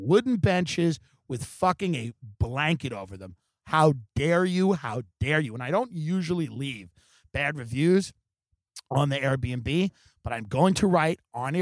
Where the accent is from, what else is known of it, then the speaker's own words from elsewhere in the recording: New York, United States; moved away as an adult; now in California, United States; my home state